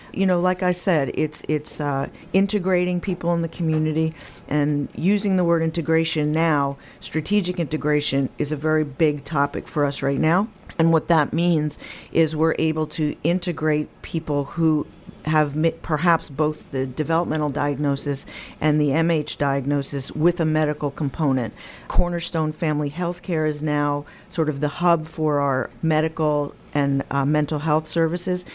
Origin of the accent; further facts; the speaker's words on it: Rockland County, New York, United States; I'm homegrown. I was born and raised in Rockland County